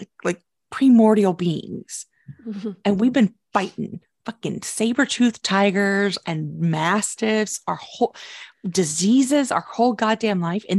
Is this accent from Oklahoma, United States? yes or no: yes; Oklahoma, United States; My home state.